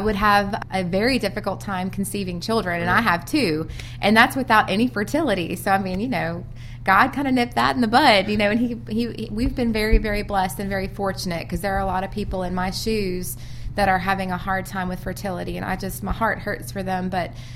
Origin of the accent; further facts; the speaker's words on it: Louisiana, United States; now in Birmingham, United States; I'm from out of state. I'm from Louisiana.